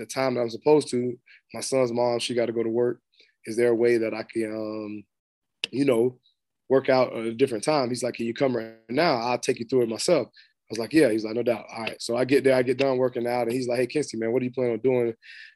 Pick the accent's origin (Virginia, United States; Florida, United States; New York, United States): Florida, United States; moved away as an adult; also born or lived in Arkansas / Tennessee; I'm from Florida